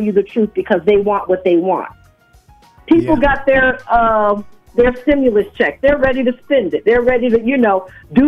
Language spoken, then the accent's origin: English; Massachusetts, United States; my home state of Massachusetts